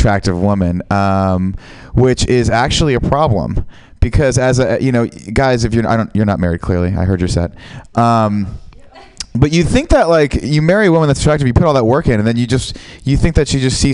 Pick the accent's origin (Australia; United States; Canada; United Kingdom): United States; San Francisco, California; I am from San Francisco